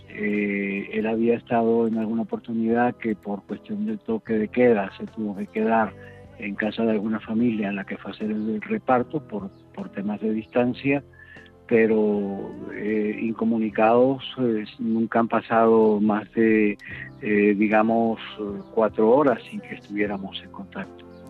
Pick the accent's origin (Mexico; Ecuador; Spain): Spain; moved away as an adult; also born or lived in Kherson, Ukraine; como español te puedo hablar de mi vida allí. Allí eh, he vivido 10 años felices